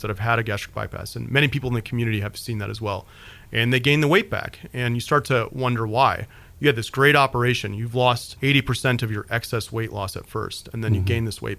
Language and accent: English; Peoria, Illinois, United States; moved away as an adult; now in Hendersonville, United States; I'm from Peoria, Illinois, which is, you know, a town about the size of Hendersonville in central Illinois